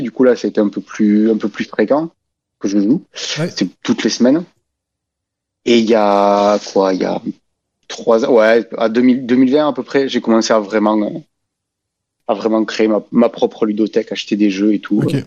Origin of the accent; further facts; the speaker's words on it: Albi, Occitania, France; Je viens du Tarn, d'Albi